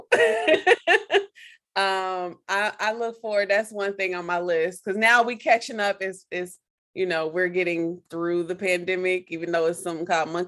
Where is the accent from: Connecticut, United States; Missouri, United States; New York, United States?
Missouri, United States; Kansas City; moved away; I'm a Midwest transplant, so I am from Kansas City